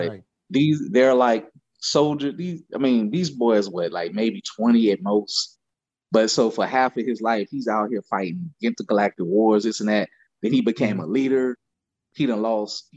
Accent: Louisiana, United States; I grew up in Louisiana

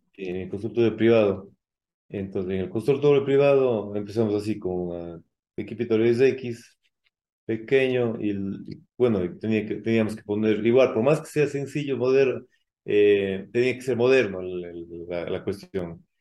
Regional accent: Cuenca, Azuay, Ecuador; also born or lived in Mexico City, Mexico; soy de, acá de Ecuador, de, acá de Cuenca.

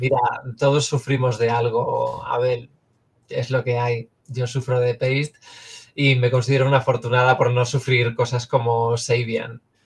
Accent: Cantabria, Spain; moved away as an adult; técnicamente yo nací eh, y me crié hasta los 18, 19 en Cantabria. Así que legalmente soy cántabra.

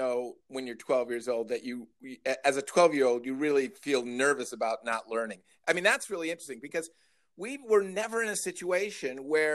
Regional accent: Northern Illinois, United States; I grew up in Northern Illinois

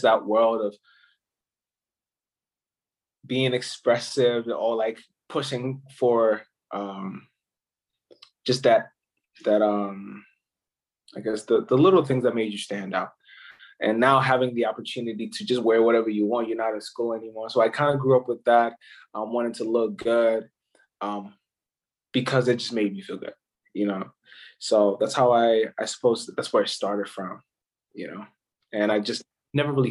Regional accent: Ghana; moved away; I'm actually from Ghana, West Africa.

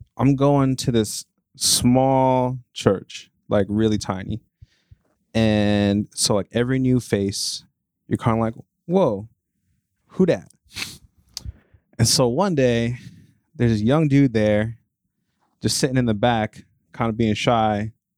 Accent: New Jersey, United States; moved away as an adult; also born or lived in Boston; I'm from Jersey

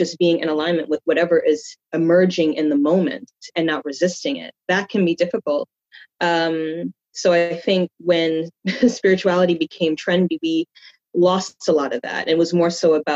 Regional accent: New York, United States; I was born and raised in New York, so I've been here all of my life

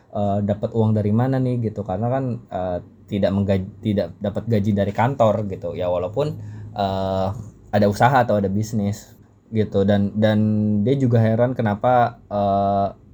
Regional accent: Jakarta, Indonesia; karena ya gue orang Betawi tinggal di Jakarta.

